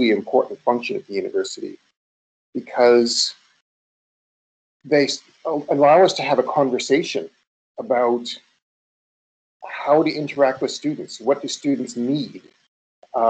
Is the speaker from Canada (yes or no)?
yes; Canada; moved away as an adult; also born or lived in United States; I'm Canadian